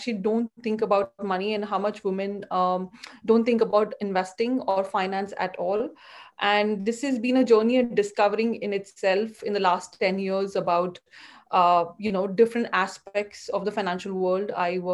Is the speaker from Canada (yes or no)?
no; India; moved away as an adult; also born or lived in Mumbai, Maharashtra / Bangalore, Karnataka; now in United States; I grew up in India. I was born and brought up in Bombay and Bangalore